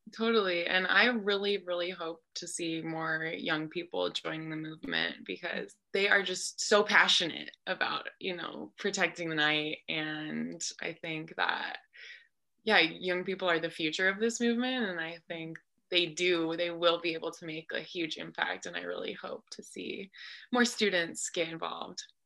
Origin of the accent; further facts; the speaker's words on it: Moab, Utah, United States; I grew up in Moab under the darkest skies in the world.